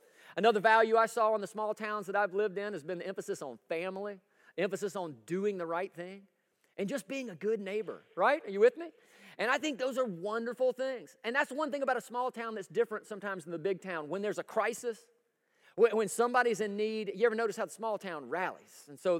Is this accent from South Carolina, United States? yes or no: yes; West Columbia, South Carolina, United States; moved away as an adult; I love living in a small town. Now, I grew up in Columbia, South Carolina, but properly West Columbia, South Carolina.